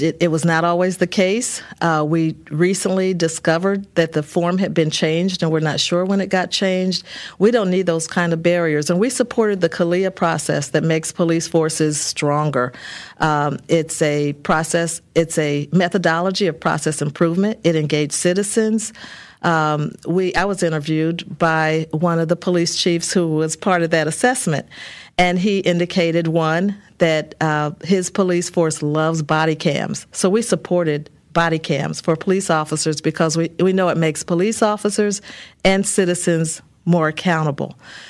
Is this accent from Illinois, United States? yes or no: yes; Peoria, Illinois, United States; born or raised there